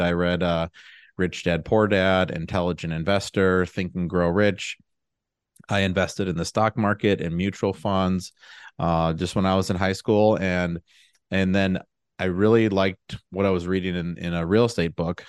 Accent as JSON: {"language": "English", "town": "Milwaukee", "region": "Wisconsin", "country": "United States", "also_born_or_lived": "Madison, Wisconsin", "said": "I'm from the Milwaukee area, and I went to college at U W Madison"}